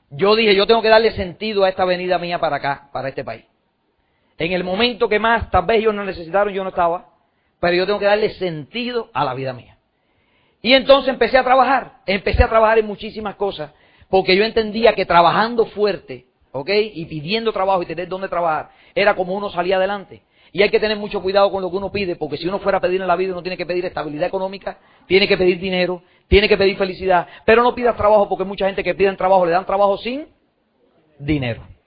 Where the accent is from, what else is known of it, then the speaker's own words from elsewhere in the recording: Cuba; now in United States; adopté un nuevo sueño en los Estados Unidos, porque cuando yo me fui de Cuba